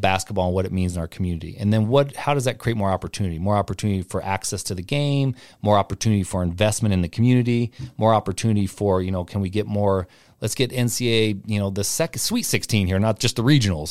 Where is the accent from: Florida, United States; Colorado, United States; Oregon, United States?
Oregon, United States; Portland; now in Spokane, United States; I'm from Portland